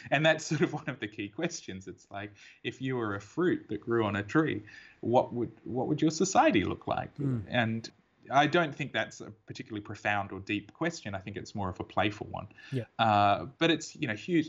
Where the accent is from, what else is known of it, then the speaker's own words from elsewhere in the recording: Perth, Western Australia, Australia; I was born in Perth and I've lived here my whole life